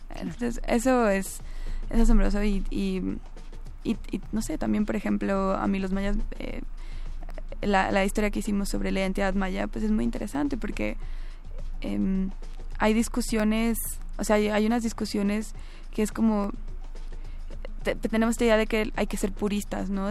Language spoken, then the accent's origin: Spanish; Mexico; como mestizos, como mexicanos blancos